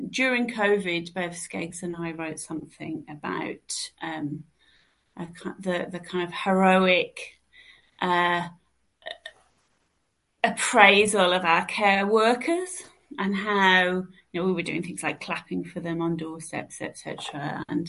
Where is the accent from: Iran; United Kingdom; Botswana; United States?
United Kingdom; Birmingham, West Midlands; moved away; I'm going back to my roots, back to Birmingham